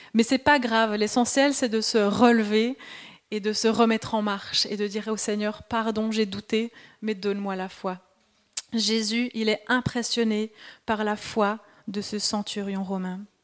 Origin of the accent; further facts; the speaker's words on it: Switzerland; accent: Swiss; moved away; je suis suisse, peut-être ça s'entend encore un peu avec mon accent